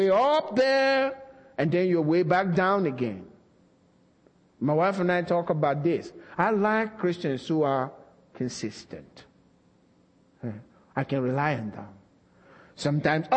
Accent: Nigeria; moved away as an adult; now in United States; we were raised in Nigeria.

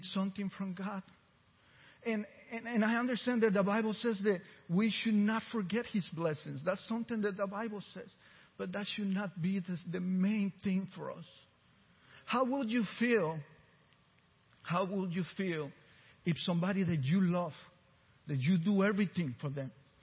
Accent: Costa Rica; first language Spanish; English is a second language; now in Texas, United States; I was born in Central America, Costa Rica, and I seen hunger for real

